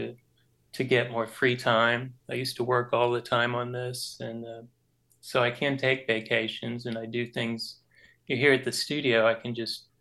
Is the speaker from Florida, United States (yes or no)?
yes; Homestead, Florida, United States; I came from Florida